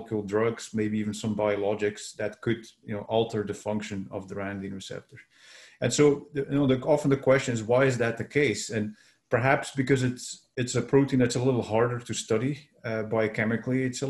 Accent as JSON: {"language": "English", "country": "Belgium", "tie": "born or raised there", "also_born_or_lived": "San Francisco, United States / Ghent, Belgium", "moved": "as an adult", "lives_now": "Vancouver, Canada", "said": "so I was born in Belgium. And that's where I did my earlier studies"}